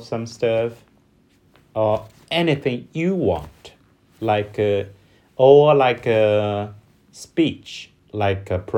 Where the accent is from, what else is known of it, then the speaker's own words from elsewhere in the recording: China; from China.